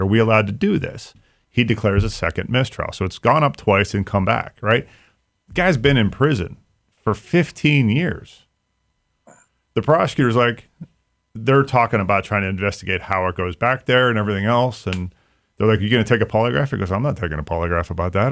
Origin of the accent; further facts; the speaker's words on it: Mahoning County, Ohio, United States; I grew up in Mahoning County